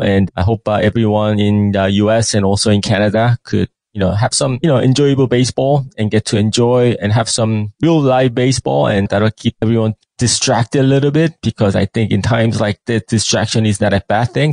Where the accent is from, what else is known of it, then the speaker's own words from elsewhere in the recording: New York, United States; moved away as an adult; now in South Korea; I was raised up in basically I spent most of my time in New York